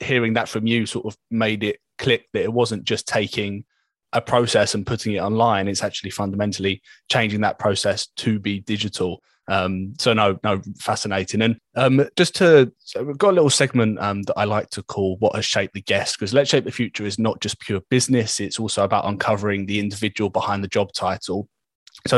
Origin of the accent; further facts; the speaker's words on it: London, United Kingdom; moved away as an adult; now in Kent, United Kingdom; I'm from Southeast London and I moved down further into Kent just over a year ago.